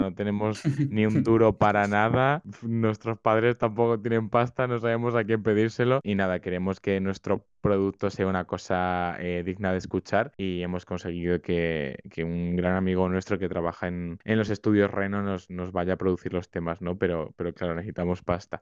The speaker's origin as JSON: {"language": "Spanish", "country": "Spain"}